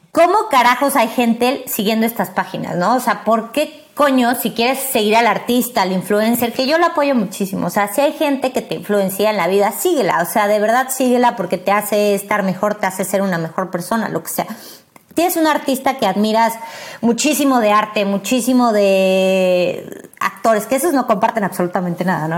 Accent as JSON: {"language": "Spanish", "country": "Mexico"}